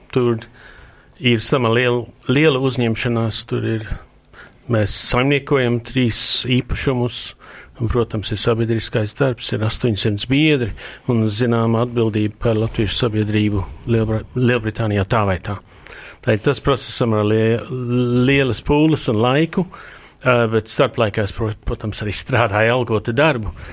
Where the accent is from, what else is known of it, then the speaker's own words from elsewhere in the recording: Latvia; Nu, tā ir senču zeme. Nu, es pats esmu latvietis vai ne, tas ir jāsaprot, teiksim, trimdas jēga bija, ka atgriezīsies.